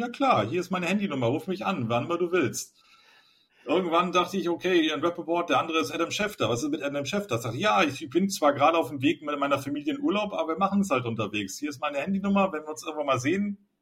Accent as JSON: {"language": "German", "town": "Cuxhaven", "region": "Lower Saxony", "country": "Germany", "tie": "born or raised there", "moved": "yes", "lives_now": "Berlin, Germany", "said": "Ich bin in Cuxhaven aufgewachsen, also in der Nordsee, wo wir nicht so viel hatten."}